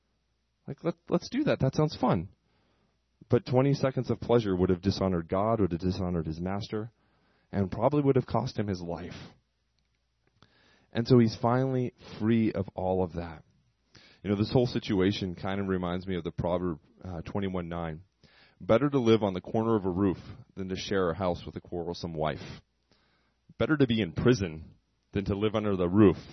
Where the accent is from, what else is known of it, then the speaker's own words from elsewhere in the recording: United States; me being American